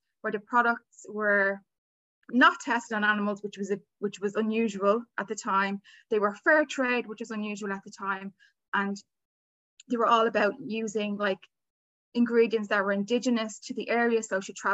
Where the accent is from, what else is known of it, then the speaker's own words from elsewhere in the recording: Dublin, Leinster, Ireland; I'm here in Dublin, Ireland, where I was born, where I've lived all my life.